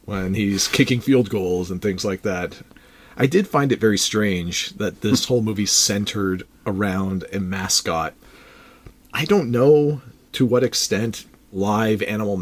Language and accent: English; Canada; as a Canadian sports fan